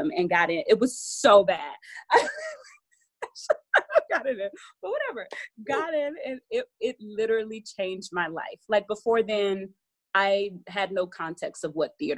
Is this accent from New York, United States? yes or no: no; Atlanta, Georgia, United States; I was born in Atlanta, Georgia